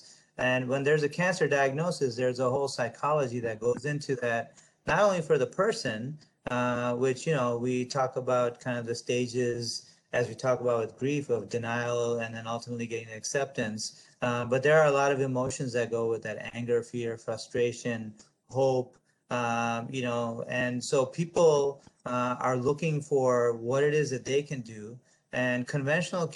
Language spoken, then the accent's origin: English; United States; I'm an American, I'm a proud American